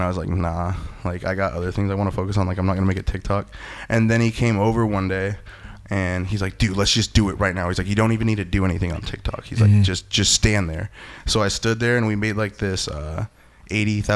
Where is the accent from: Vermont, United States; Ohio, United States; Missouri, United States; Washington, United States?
Washington, United States; Seattle; now in Las Vegas, United States; I'm from Washington